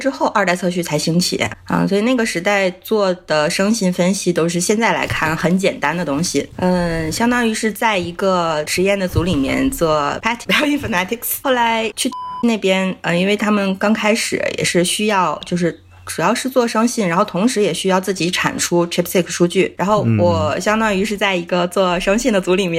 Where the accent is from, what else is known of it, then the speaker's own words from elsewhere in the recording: Heilongjiang, China; 黑龙江，